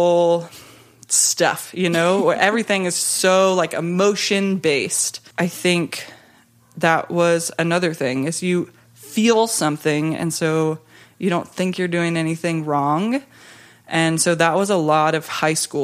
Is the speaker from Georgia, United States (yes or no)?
yes; Georgia, United States; I grew up in the South in a nominally Christian home